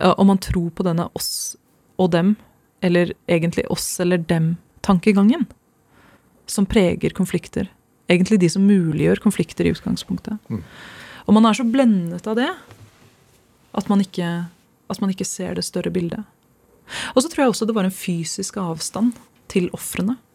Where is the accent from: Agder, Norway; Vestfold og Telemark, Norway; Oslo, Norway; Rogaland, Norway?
Oslo, Norway; moved away as an adult; also born or lived in Skjetten, Viken / England; jeg kommer fra Stovner og Skjetten. Det er der jeg vokste opp